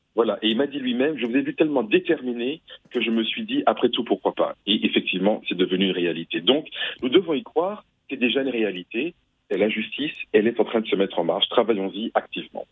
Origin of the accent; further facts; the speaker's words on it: Martinique; moi je suis martiniquais